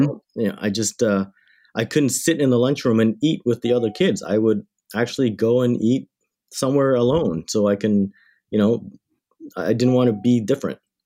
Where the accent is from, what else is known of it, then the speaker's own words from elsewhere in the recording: Windsor, Ontario, Canada; also born or lived in Thailand–Cambodia border refugee camp; I grew up in Windsor, Ontario, Canada, which is just across the river from Detroit, Michigan